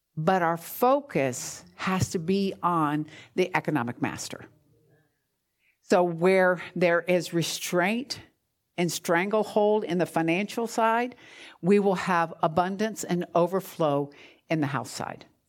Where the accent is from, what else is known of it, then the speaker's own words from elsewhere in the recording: New Jersey, United States; moved away; I'm from New Jersey